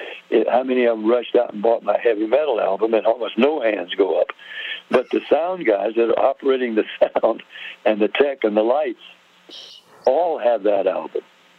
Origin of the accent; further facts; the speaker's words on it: Nashville, Tennessee, United States; We were two Tennessee boys. I was from Nashville.